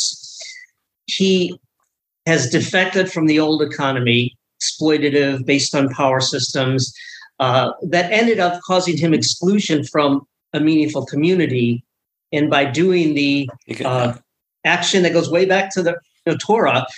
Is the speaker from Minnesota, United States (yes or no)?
no; Rockford, Illinois, United States; now in Philadelphia, United States; I was just back in my hometown of Rockford, Illinois